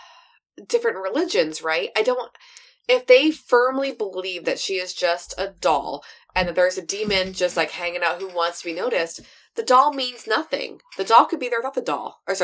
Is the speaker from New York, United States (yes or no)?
no; Georgia, United States; I'm from Georgia.